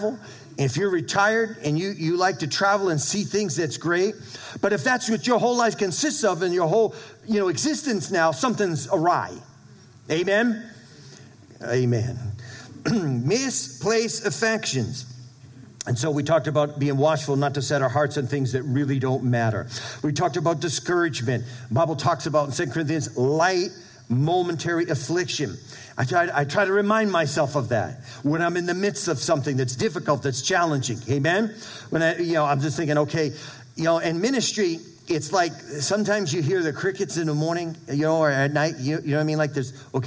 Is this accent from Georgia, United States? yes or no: no; Brockton, Massachusetts, United States; moved away; When my dad, he had apartment complexes in Brockton, Mass., where I grew up in New England